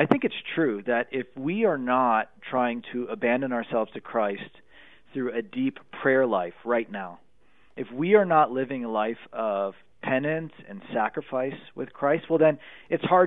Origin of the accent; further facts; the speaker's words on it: Pennsylvania, United States; Pennsylvania, my home state